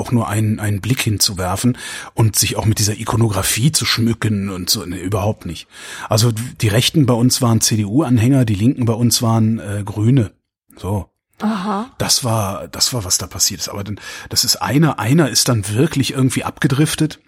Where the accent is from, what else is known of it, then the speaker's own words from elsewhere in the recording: Erftstadt, North Rhine-Westphalia, Germany; ich bin aufgewachsen im Rheinland. Also das ist in der Köln